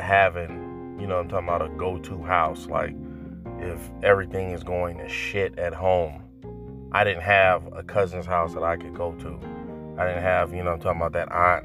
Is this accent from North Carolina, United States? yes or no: yes; North Carolina, United States; moved away; I'm originally from North Carolina